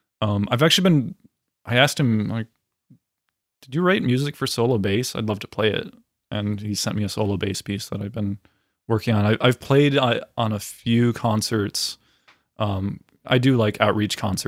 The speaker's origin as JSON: {"language": "English", "region": "Florida", "country": "United States", "said": "I'm from Florida"}